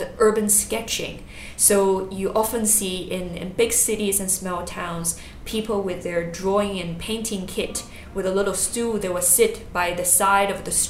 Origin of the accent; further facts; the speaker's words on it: China; moved away as an adult; also born or lived in Singapore; I grew up in China, moved to Singapore when I was 18